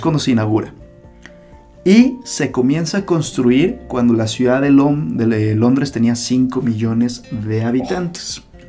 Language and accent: Spanish; Guadalajara, Jalisco, Mexico; nací en esta ciudad, pero para mí es una de las ciudades más bellas del mundo y es precisamente la ciudad de Guadalajara